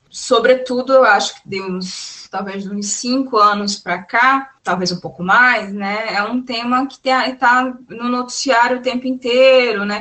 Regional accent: Northeast Region, Brazil; como nordestina internacionalista

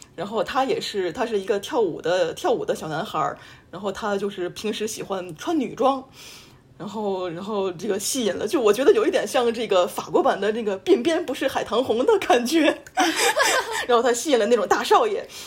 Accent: Tianjin, China; now in France; 我们都是天津人

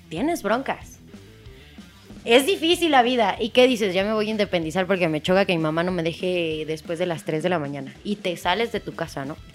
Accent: State of Mexico, Mexico; los que somos del Estado de México.

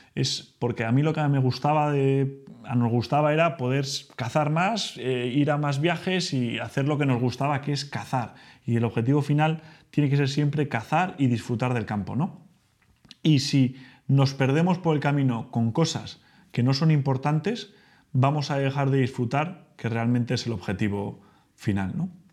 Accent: Spain; soy español, ahora ya que todos sabéis que soy español, que vivo en España

